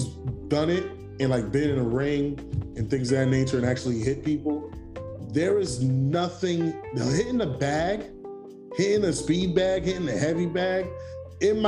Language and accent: English; New York City, New York, United States; being a New Yorker